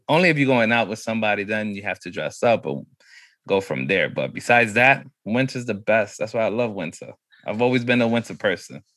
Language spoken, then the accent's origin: English; New York City, New York, United States; growing up in New York was crazy